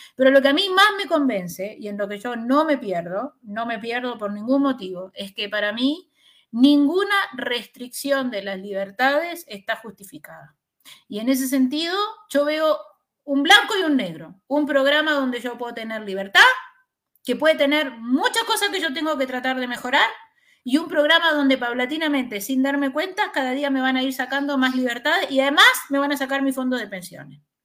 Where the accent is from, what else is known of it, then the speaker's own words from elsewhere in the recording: Chile; como chilenos